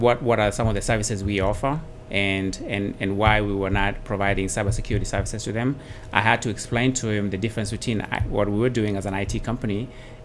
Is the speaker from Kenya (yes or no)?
yes; Kenya; moved away as an adult; also born or lived in Dallas-Fort Worth, United States; now in Dallas, United States; I'm originally from Kenya. I came here in 1998.